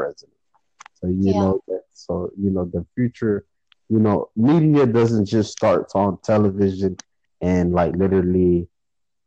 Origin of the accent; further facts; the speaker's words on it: Florida, United States; I'm from Florida, I'm a furry, I'm a natural Floridian. Never been out of Florida